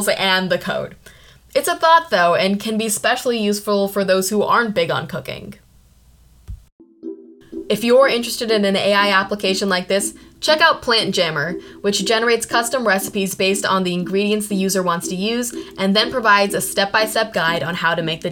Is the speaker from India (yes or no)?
yes; India; I'm from India